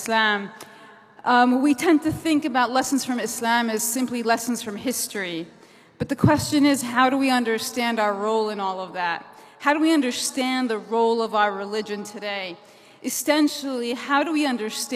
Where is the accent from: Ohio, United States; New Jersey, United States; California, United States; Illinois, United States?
New Jersey, United States; I'm from New Jersey, the Garden State